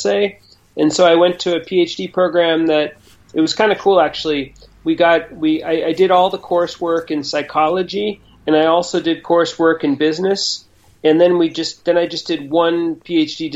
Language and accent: English; Boston, Massachusetts, United States; I grew up in Boston, and you know I'm old enough so that when I grew up there was no internet